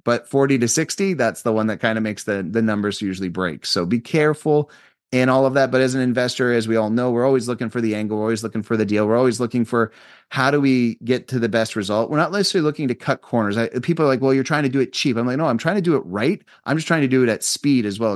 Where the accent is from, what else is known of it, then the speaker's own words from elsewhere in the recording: Canada; I'm a Canadian citizen.